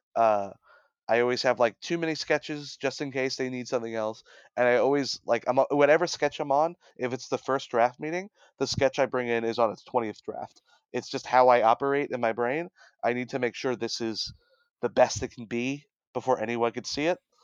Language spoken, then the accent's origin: English; Brooklyn, New York, United States; I'm from Brooklyn